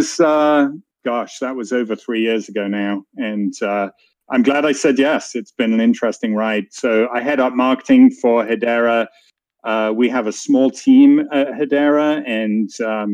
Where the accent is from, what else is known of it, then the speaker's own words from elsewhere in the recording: England, United Kingdom; moved away as an adult; also born or lived in San Francisco; you can tell from my accent, I am not American. I am from England.